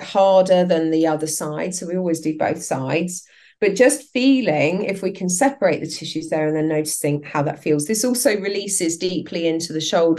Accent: England, United Kingdom; also born or lived in Southern France; I'm English.

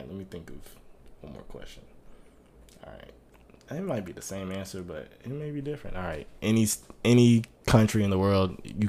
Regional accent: Atlanta, Georgia, United States; I'm from Atlanta

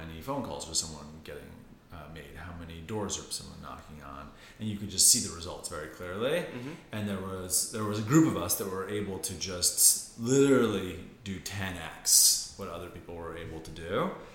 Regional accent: outside of Boston, Massachusetts, United States; moved away as an adult; also born or lived in India / Washington, D.C.; now in New York, United States; I grew up outside of Boston

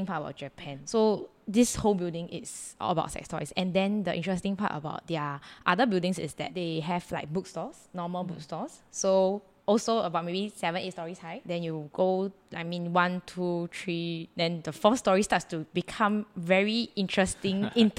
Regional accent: Singapore; as Singaporean, Asian

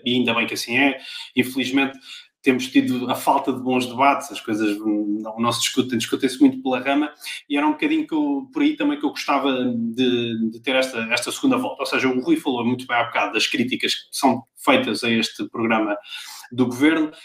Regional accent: Pombal, Centro, Portugal; moved away; todos nós que vivemos fora da nossa cidade Assim, de, de, coração e onde vivemos a vida toda. A minha Pombal

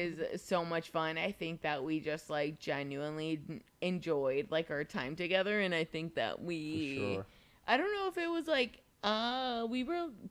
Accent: Mexico; now in United States; I'm more so from Mexico.

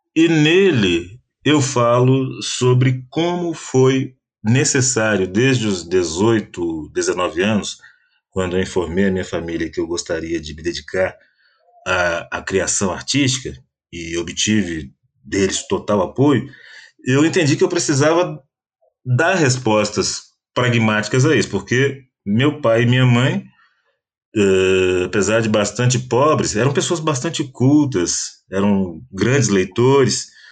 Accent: Brazil; eu posso me colocar como brasileiro negro

